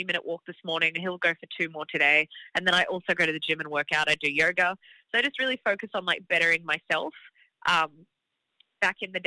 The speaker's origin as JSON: {"language": "English", "town": "Gold Coast", "region": "Queensland", "country": "Australia", "tie": "born or raised there", "also_born_or_lived": "Melbourne, Australia", "accent": "Australian", "moved": "as an adult", "lives_now": "Los Angeles, United States", "said": "I used to love playing this venue in my hometown called the Beer Garden. It was Surfers Paradise Beer Garden"}